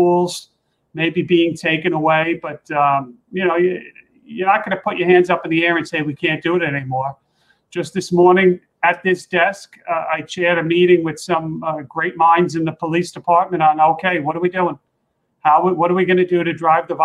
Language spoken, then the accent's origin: English; New York City, New York, United States; I grew up in Queens